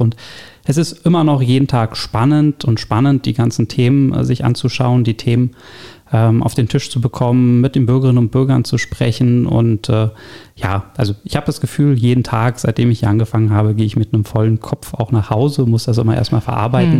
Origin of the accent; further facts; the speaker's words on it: Berlin, Germany; gebürtiger Berliner, allerdings nicht hier im schönen Stege Zehlendorf geboren, sondern äh, komme aus dem Nordosten Berlins, aus Pankow